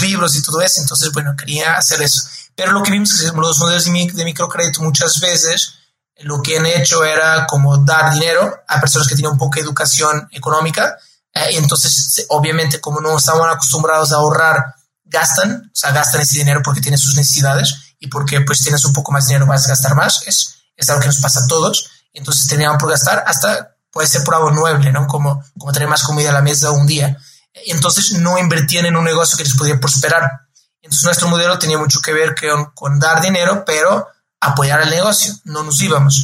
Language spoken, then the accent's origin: Spanish; Lisbon, Portugal; moved away; yo soy portugués, ¿no? Como mencionar, soy de Lisboa, ahí nací, tengo toda mi familia en Lisboa